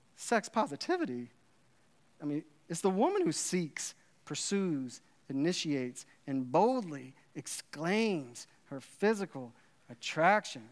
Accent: Dallas, Texas, United States; I grew up in Dallas, Texas, uh, in the eighties and nineties

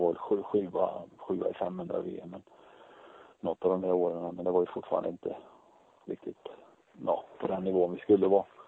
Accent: Tranås, Jönköping County, Sweden; dra igång en butik också, just hemma i Tranås

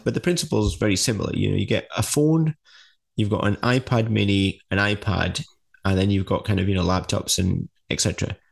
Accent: United Kingdom; being British

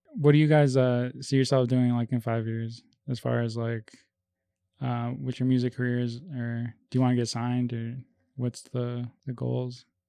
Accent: Melrose Park, Illinois, United States; also born or lived in Bogota, Colombia; I came over here when I was five.

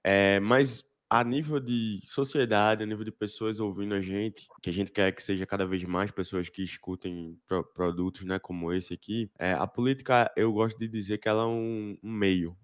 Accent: Recife, Pernambuco, Brazil; Eu sou aqui de Recife também

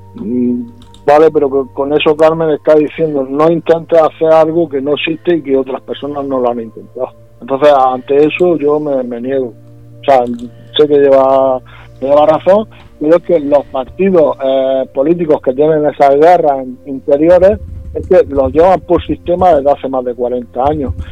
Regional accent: Puerto Lumbrera, Region of Murcia, Spain; yo soy de Puerto Lumbrera, yo soy lumbrerense, yo soy de Murcia, soy murciano

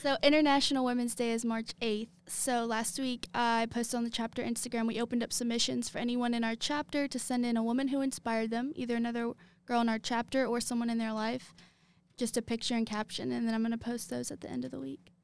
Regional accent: Lexington, Kentucky, United States; I am from Lexington.

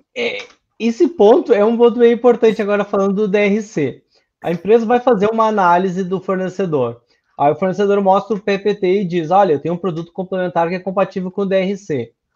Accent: Sapucaia, Brazil; Eu sou de Sapucaia, que é uma cidade que está acostumada com esse tipo de palavreado

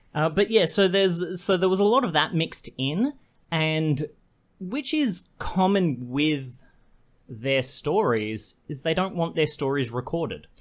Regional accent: Queensland, Australia; moved away; I grew up in Queensland for my, uh, young formative years

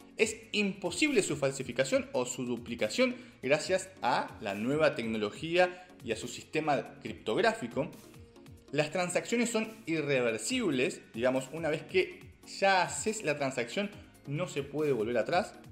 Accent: Argentina; como argentino

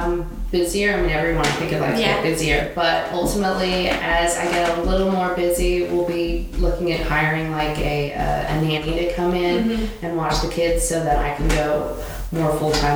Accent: Australia; also born or lived in Malaysia; No, I'm actually from Australia.

